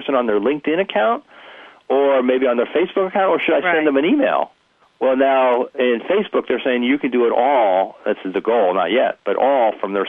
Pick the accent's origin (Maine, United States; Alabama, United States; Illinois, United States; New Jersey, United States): New Jersey, United States; I'm from New Jersey